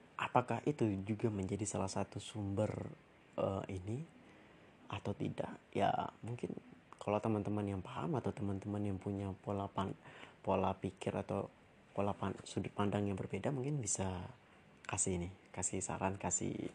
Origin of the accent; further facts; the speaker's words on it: Pekanbaru, Riau, Indonesia; also born or lived in Jakarta; daerah asalku ya, itu di Riau, di Kota Pekanbaru